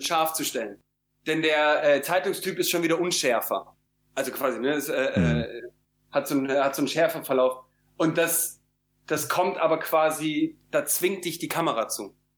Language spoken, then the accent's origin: German; Cologne, North Rhine-Westphalia, Germany; für mich als Kölner